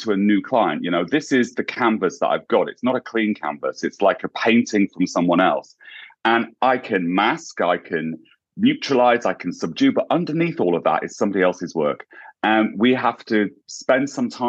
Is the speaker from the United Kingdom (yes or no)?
yes; English countryside, England, United Kingdom; now in United States; I grew up in the English countryside too, so I went to a small town